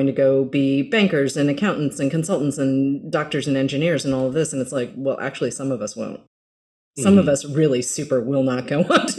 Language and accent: English; Massachusetts, United States; moved away; I grew up in Massachusetts.